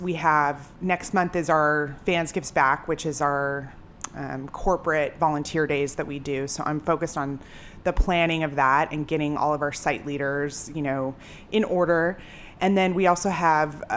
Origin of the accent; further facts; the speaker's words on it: Colorado, United States; moved away as an adult; also born or lived in Boston; I grew up in Colorado